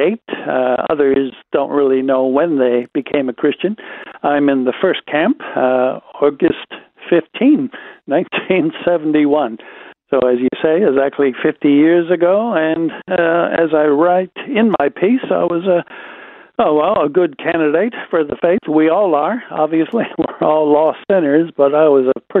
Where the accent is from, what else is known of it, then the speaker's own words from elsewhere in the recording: Wisconsin, United States; Wisconsin boy living in a small town, Wisconsin